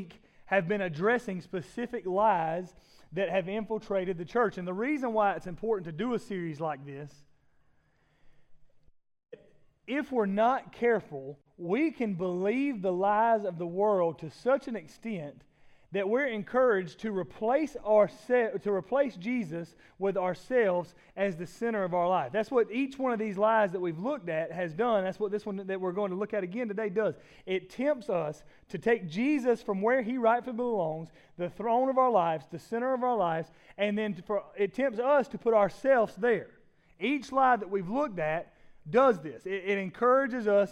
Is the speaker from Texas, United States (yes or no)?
no; Laurens, South Carolina, United States; born or raised there; moved away